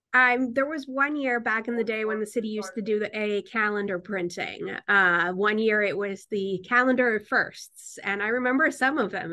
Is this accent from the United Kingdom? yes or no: no; Newtown, Connecticut, United States; also born or lived in Bridgeport, Connecticut; now in New Haven, United States; I was born in Bridgeport, Connecticut, but I grew up in Newtown, Connecticut